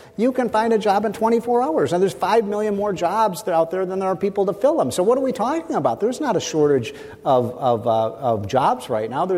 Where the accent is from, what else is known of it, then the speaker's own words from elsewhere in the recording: Chicago, Illinois, United States; I grew up in Chicago